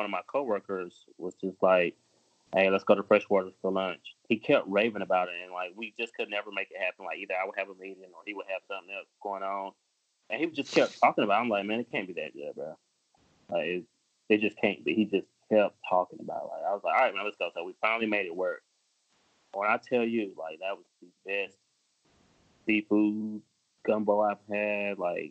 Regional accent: New Jersey, United States; also born or lived in New Orleans, Louisiana; now in Charlotte, United States; I'm from New Jersey, but I was born in, like, New Orleans.

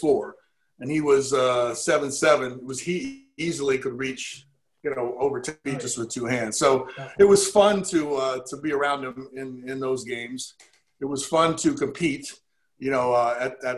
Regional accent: Baltimore, Maryland, United States; I was from Baltimore. I valued playing at home

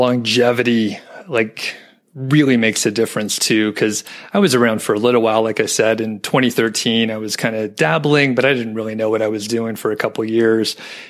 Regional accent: Atlanta, Georgia, United States; moved away as an adult; also born or lived in Bozeman, Montana; now in Boulder area, United States; we moved from Bozeman, but we're originally from the Atlanta area.

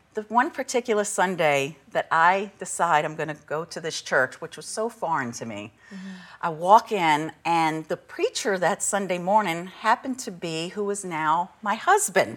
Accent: St. Bernard Parish, New Orleans area, Louisiana, United States; I was raised in St. Bernard

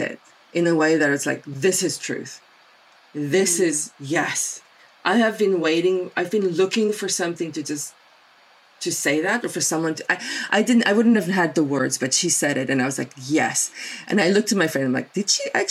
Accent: South Africa; first language Afrikaans; English is a second language; moved away as an adult; also born or lived in Taiwan; now in Canada; From South Africa, where I was born and raised, then via Taiwan, and then for the last 22 years here in Canada.

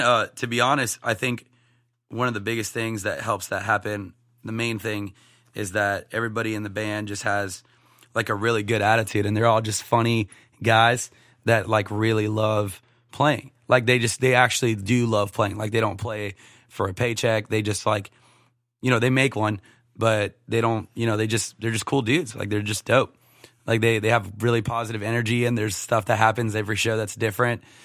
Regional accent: Sebring, Florida, United States; moved away as an adult; also born or lived in Chattanooga, Tennessee; now in Nashville, United States; my hometown is Sebring, Florida, Highlands County.

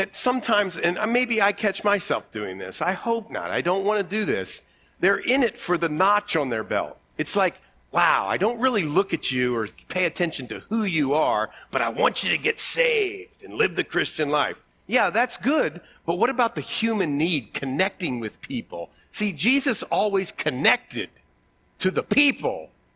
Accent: Ohio, United States; accent: Ohio; my Ohio accent

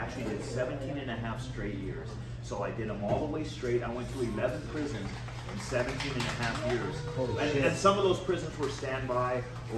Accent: Orange, California, United States; I'm from Orange, California, Old Town Orange in Orange County. Born and raised, fifth generation right here

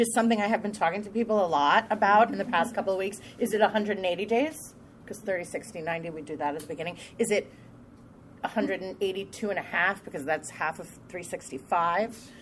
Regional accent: Long Island, New York, United States; I'm from Long Island, New York

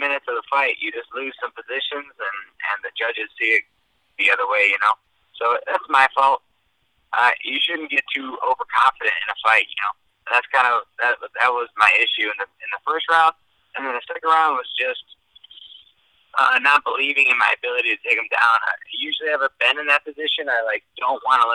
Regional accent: Chicago, Illinois, United States; I'm from Chicago.

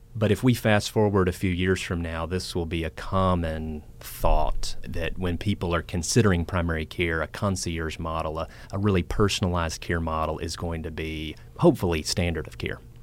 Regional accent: Franklin, Tennessee, United States; I am from Nashville, um, Franklin to be specific

